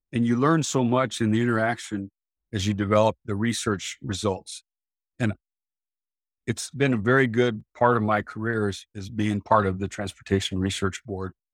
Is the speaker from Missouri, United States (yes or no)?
no; Central Valley of California, United States; I grew up in the Central Valley of California